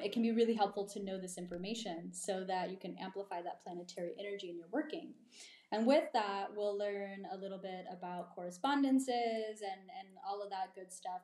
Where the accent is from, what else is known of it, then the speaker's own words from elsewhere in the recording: East Texas, United States; now in Marfa, United States; growing up in East Texas